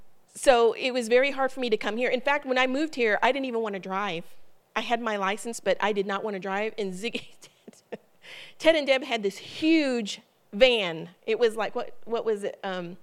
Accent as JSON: {"language": "English", "region": "Ohio", "country": "United States", "also_born_or_lived": "Columbus, Ohio / Holgate, Ohio", "said": "I'm originally from Ohio. My family is in Ohio."}